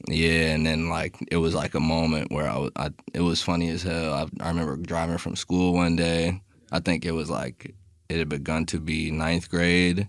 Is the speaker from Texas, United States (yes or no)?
no; Miami, Florida, United States; moved away; also born or lived in New York / Los Angeles / Long Beach; I'm from Miami originally